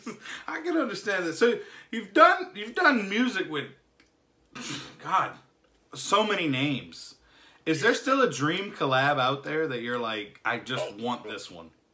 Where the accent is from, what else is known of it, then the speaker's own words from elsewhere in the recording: Jacksonville, Florida, United States; I'm from Jacksonville, Jacksonville, Florida